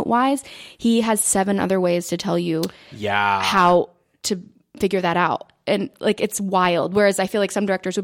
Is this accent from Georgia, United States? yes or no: yes; Cumming, Georgia, United States; moved away; I grew up in Cumming, Georgia